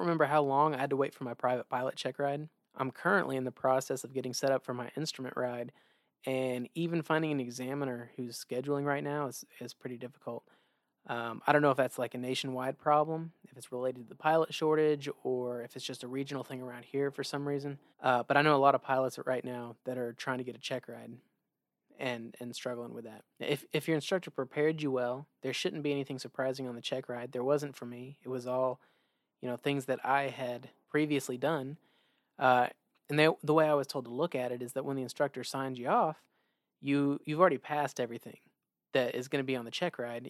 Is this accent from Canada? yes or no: no; Oklahoma, United States; also born or lived in Maryland; I claim Oklahoma as my home state, but I was actually born in Maryland